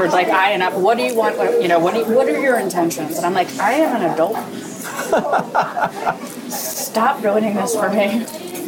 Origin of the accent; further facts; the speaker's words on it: Philadelphia, Pennsylvania, United States; moved away as an adult; also born or lived in New York; I'm trying to reestablish my business here in Philadelphia